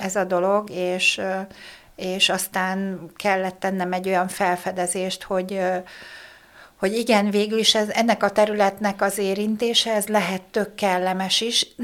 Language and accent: Hungarian; Hungary; én vidéki lány vagyok